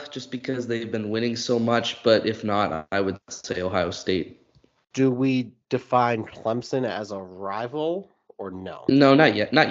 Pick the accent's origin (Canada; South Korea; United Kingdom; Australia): Canada; now in Ireland; so Canadian Thanksgiving is in October, and I don't know any other Canadians here